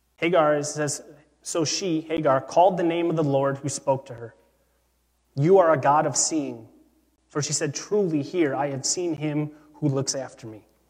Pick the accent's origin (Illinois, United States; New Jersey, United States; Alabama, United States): Illinois, United States; Chicago; I grew up in Chicago